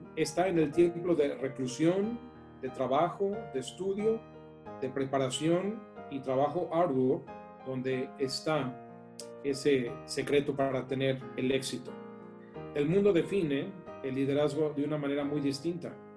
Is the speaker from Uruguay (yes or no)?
no; León, Guanajuato, Mexico; moved away as an adult; also born or lived in New York / New Jersey; Nos conocimos estudiando sistemas computacionales en el TEC de Monterrey en León yo ahí crecí, en Guanajuato